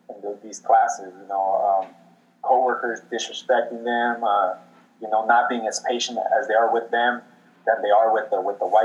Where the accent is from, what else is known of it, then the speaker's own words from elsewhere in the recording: Mexico; Yeah, I'm proud to be Mexican.